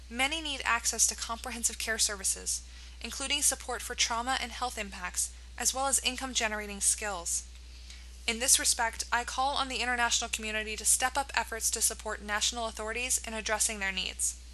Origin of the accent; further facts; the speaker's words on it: United States; I was surprised that as a teenager growing up in America, I did not have much knowledge of this global epidemic.